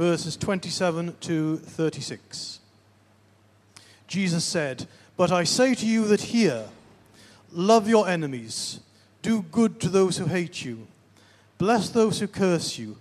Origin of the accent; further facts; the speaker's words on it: the Northeast, North East England, United Kingdom; moved away; I'm originally from the Northeast.